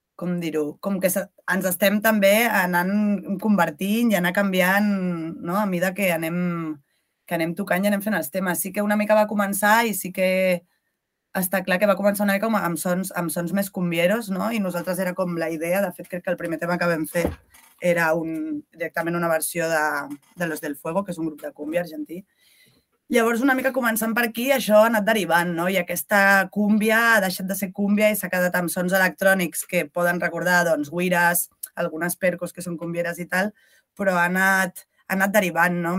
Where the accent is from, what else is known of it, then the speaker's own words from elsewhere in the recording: Catalonia, Spain; first language Catalan; jo sóc catalanoparlant